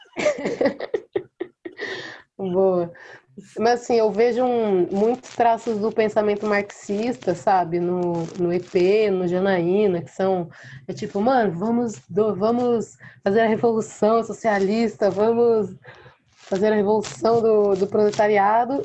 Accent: Mococa, São Paulo, Brazil; nasci em Mococa, interior de São Paulo

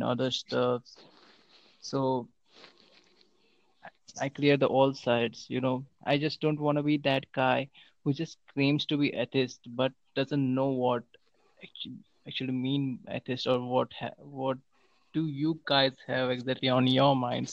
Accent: India; I'm from India.

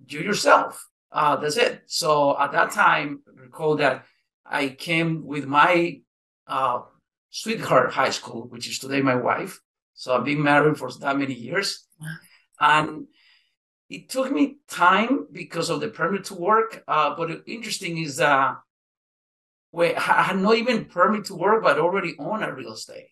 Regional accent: Nicaragua; also born or lived in Costa Rica; now in United States; I'm from Nicaragua

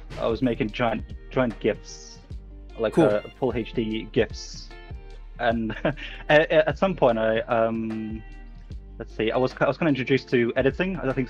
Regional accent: Lithuania; now in United Kingdom; So I'm based in the UK, but you know, I'm Lithuanian. Lithuanian born, but I live in the UK now.

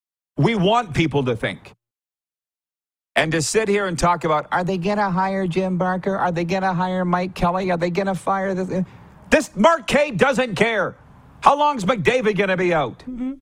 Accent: Saskatchewan, Canada; also born or lived in South Florida; now in Florida, United States; But I'm originally, they're like, where are you from? I said, you're not going to believe this, but a small town, and little town in Saskatchewan.

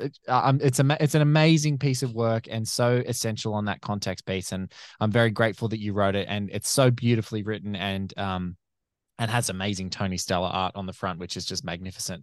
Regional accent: Australia; as an Australian

